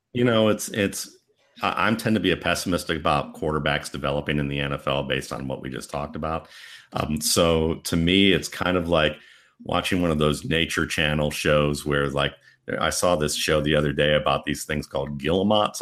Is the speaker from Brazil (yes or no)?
no; Cleveland, Ohio, United States; when I grew up in Cleveland